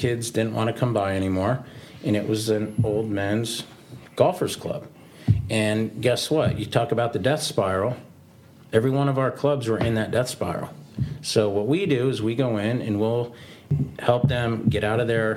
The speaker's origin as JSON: {"language": "English", "region": "South Florida", "country": "United States", "tie": "born or raised there", "said": "I grew up in South Florida."}